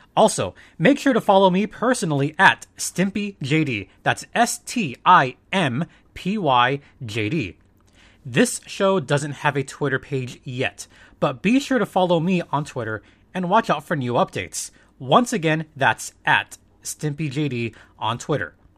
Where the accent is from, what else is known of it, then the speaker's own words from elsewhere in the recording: Southern California, United States; I was born and raised in Southern California